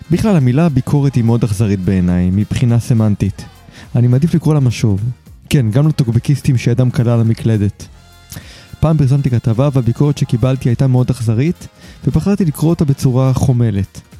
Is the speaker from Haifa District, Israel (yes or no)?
yes; Haifa, Haifa District, Israel; רק שתבין, אני מגיע מחיפה. שתמיד הבטיחו לנו שיפנו את הבית